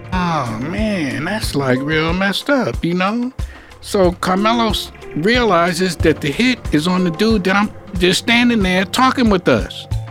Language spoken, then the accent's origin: English; New York City, New York, United States; I was born in Harlem Hospital. I lived on Lenox Avenue between 118th and 119th Street